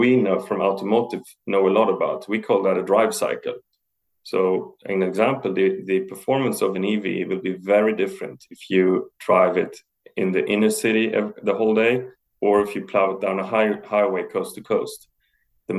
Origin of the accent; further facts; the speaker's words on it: Heidelberg, Baden-Württemberg, Germany; moved away as an adult; also born or lived in Italy; now in Sweden; I grew up in South Germany, in Heidelberg